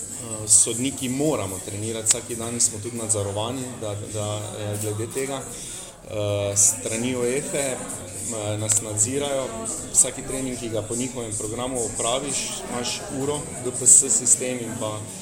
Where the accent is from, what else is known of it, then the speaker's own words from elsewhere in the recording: Maribor, Drava, Slovenia; kot Mariborčan